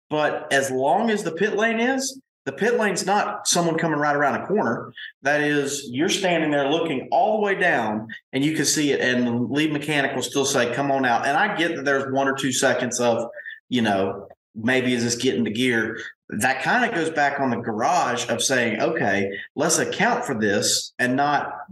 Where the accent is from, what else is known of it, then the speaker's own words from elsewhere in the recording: United States; I'm an American.